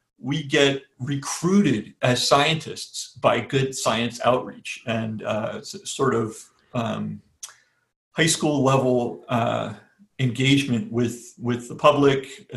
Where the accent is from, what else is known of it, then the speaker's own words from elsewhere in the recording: New York, United States; also born or lived in New England; I grew up in the northeast part of the United States, New York State and New England.